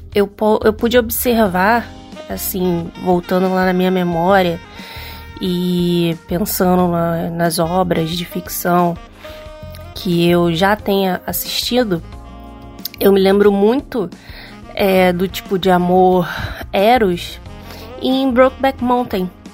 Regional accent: Rio de Janeiro, Brazil; sou do Rio de Janeiro

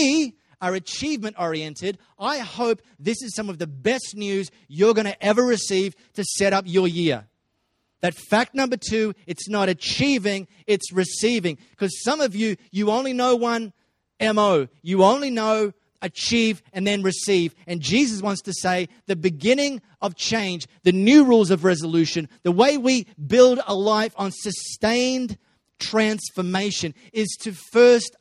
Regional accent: Australia; first language English; I just learned to speak English growing up in Australia.

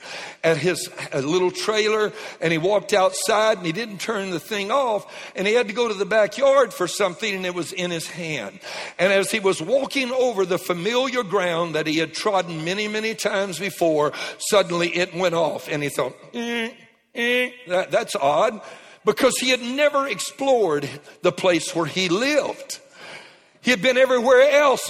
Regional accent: Lake Charles, Louisiana, United States; moved away; I was raised in Lake Charles, as many of you know, just across the Texas line. And South Lake Charles, Cajun born

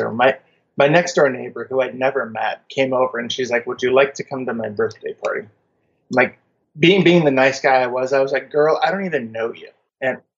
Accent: Germany; born there; also born or lived in United States; I'm a military brat. Emphasis on the brat, not the military. um, I was born in Germany, kind of lived all over the U.S.

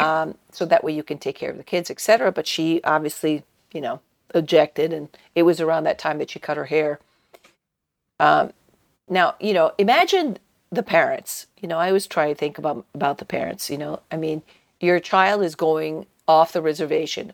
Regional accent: Italy; moved away; when I was growing up in Italy

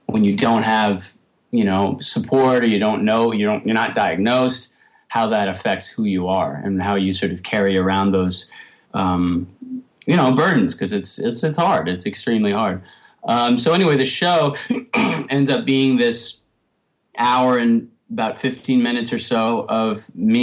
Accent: New York, United States; growing up in New York in the 80s and 90s

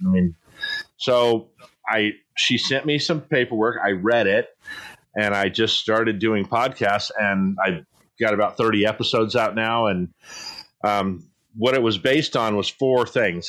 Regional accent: San Diego, California, United States; also born or lived in Poway; I grew up in East San Diego

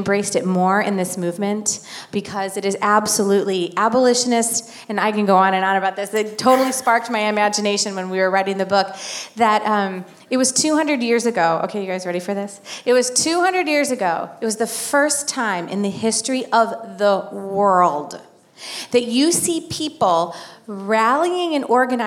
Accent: Illinois, United States; I'm from Illinois

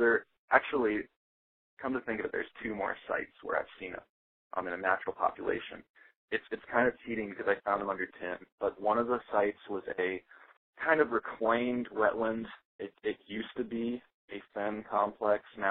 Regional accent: Worthington, Ohio, United States; also born or lived in Dublin, Ohio; I'm from Worthington. Well, I grew up in Dublin and Worthington

